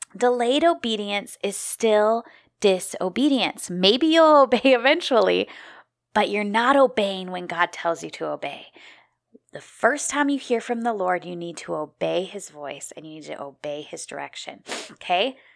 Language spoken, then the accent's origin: English; Midwest, United States; moved away as an adult; also born or lived in Minneapolis, Minnesota; now in South Carolina, United States; I grew up in the Midwest